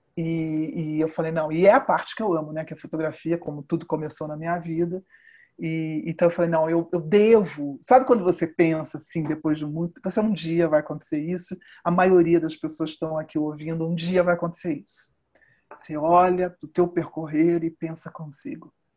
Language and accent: Portuguese; Brazil; Eu sou brasileira, eu percorri uma vida de uma profissional brasileira